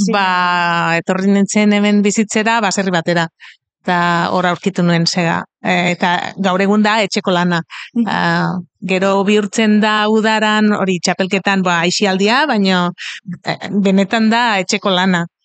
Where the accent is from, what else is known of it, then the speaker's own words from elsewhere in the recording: Catalonia, Spain; Basque is a second language; ni katalana naiz